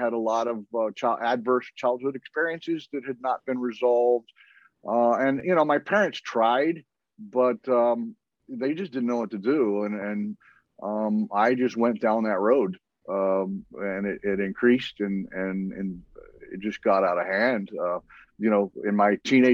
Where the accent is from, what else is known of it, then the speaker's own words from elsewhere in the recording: Dallas, Texas, United States; moved away as an adult; also born or lived in Norman, Oklahoma; now in Hawaii, United States; I grew up in Dallas until I was 18